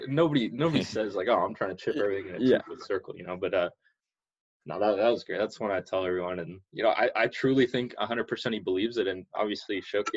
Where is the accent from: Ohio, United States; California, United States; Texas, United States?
California, United States; Chino Hills; the first thing that a lot of people told me or talked about when I told them I'm from Chino Hills is that is that where the Ball Brothers live?